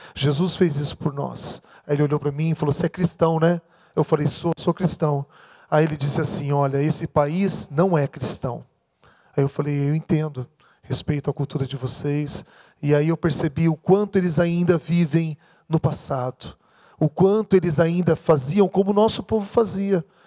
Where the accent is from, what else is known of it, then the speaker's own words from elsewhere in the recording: Maringá, Paraná, Brazil; sou de Maringá